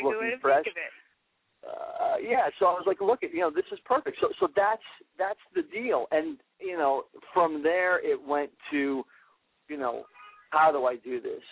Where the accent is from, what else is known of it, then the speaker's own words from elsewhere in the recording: New Hope, Pennsylvania, United States; I'm from New Hope, Pennsylvania, and the Philly area.